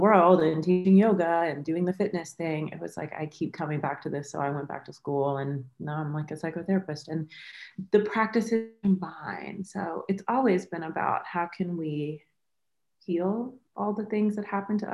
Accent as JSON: {"language": "English", "region": "the South", "country": "United States", "tie": "born or raised there", "also_born_or_lived": "Florida / Mississippi / South Florida", "moved": "as an adult", "lives_now": "New York, United States", "said": "I grew up in the South, like between North Florida and Mississippi"}